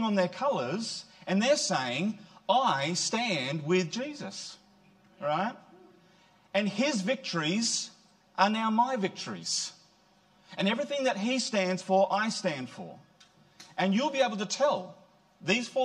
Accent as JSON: {"language": "English", "region": "Queensland", "country": "Australia", "tie": "born or raised there", "moved": "yes", "lives_now": "New South Wales, Australia", "said": "I'm a Queenslander"}